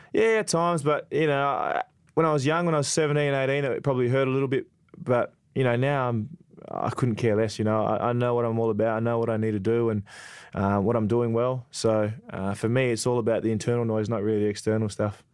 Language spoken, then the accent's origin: English; Perth, Western Australia, Australia; I was a, a big West Coast man growing up in Perth